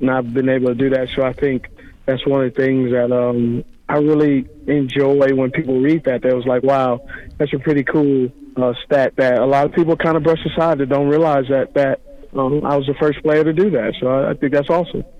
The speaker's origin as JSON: {"language": "English", "town": "Los Angeles", "region": "California", "country": "United States", "tie": "born or raised there", "said": "the porch I was raised on was in Los Angeles, California, very tough upbringing."}